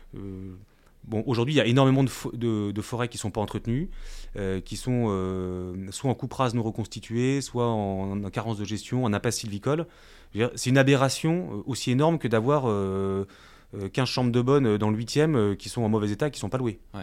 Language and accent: French; Brest, Brittany, France; chez nous en Bretagne